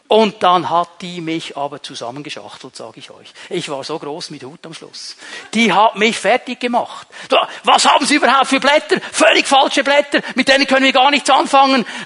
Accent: Switzerland; Du kannst sogar als Schweizer kannst du da auf Sozialamt gehen und die werden dir Studentengeld geben

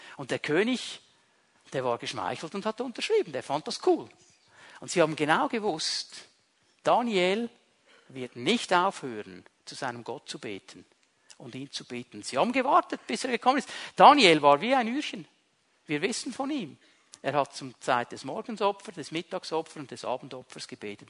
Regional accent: Switzerland; als Schweizer

